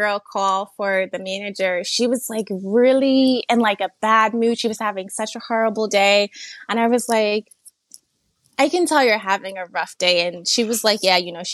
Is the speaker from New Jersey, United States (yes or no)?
yes; New Jersey, United States; now in Delaware, United States; I'm originally from New Jersey, but when we moved to Delaware